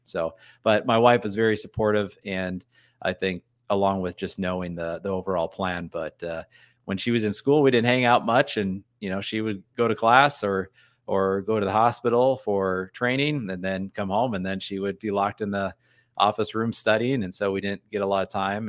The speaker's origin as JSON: {"language": "English", "region": "North Dakota", "country": "United States", "moved": "yes", "said": "I'm from North Dakota, and I said I was a, a youth pastor in South Dakota as well"}